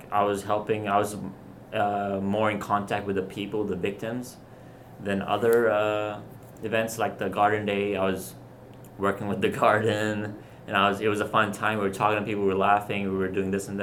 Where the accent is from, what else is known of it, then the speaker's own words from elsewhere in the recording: Australia; now in Florida, United States; I grew up in Australia